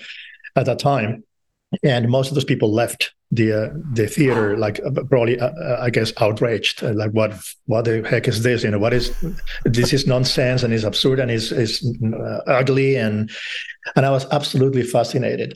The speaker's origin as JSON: {"language": "English", "town": "Madrid", "region": "Community of Madrid", "country": "Spain", "tie": "born or raised there", "said": "I grew up in Madrid"}